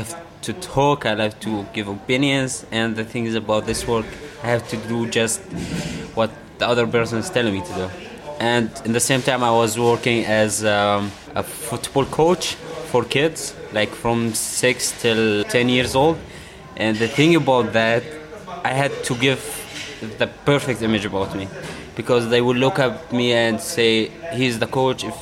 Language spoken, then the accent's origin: English; Syria; also born or lived in Iraq; I was born in Iraq. It's my home country, but I don't feel even sick home for Iraq or Syria because in Syria I lived my majority because I grew up there with my family